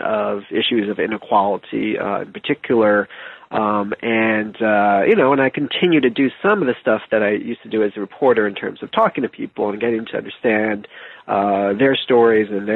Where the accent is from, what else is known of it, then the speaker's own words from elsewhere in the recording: New Jersey, United States; I grew up mostly in New Jersey, near Philadelphia